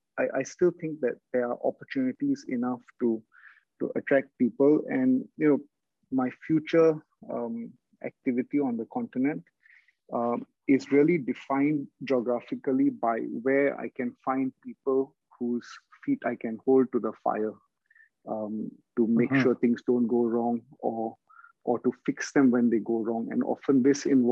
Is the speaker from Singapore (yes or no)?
yes; Singapore; I'm from Southeast Asia, so Singapore